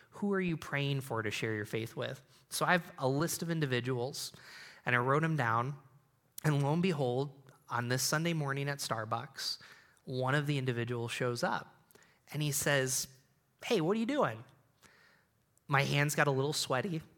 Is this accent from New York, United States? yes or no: yes; Endicott, New York, United States; I grew up in Endicott, New York, where I B M started